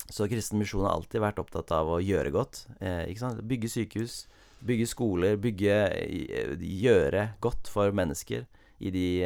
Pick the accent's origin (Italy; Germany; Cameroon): Cameroon; jeg har et lokalt, eller et eksempel fra der jeg vokste opp, i Kamerun i Vest-Afrika.